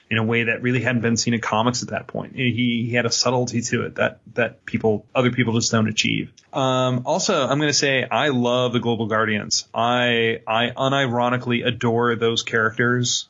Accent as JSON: {"language": "English", "country": "Ireland", "said": "I'm an Irishman."}